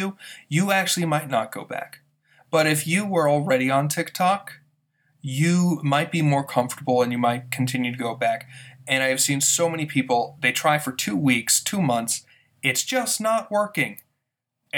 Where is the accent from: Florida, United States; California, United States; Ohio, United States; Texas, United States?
Texas, United States; moved away; I'm from Texas originally, and that's just part of conversation there